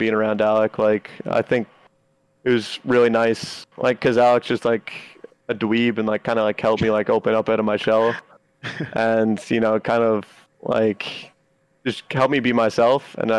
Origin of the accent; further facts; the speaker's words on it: Toronto, Ontario, Canada; now in United States; I'm a Canadian. I'm living in the United States lawfully on a visa. Once I get off a team because I, what, did bad? Guess what? I get sent back home. I don't want to go back home. I don't want to go back home to Toronto.